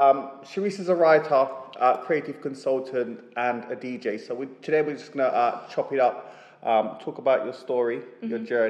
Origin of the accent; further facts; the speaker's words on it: Jamaica; born there; I was born in Jamaica